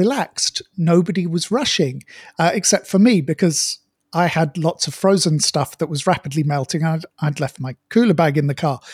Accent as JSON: {"language": "English", "country": "United Kingdom", "tie": "born or raised there", "moved": "yes", "lives_now": "Malaysia", "said": "I've spent a bit more time back in the UK in my hometown this year"}